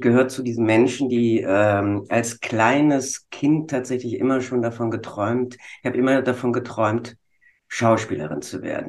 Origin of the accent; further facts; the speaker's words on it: Bonn, North Rhine-Westphalia, Germany; Ich komme aus dem Rheinland in Bonn.